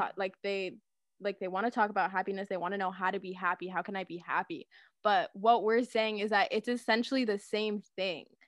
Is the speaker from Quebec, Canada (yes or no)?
no; Guelph, Ontario, Canada; I'm from Guelph, Ontario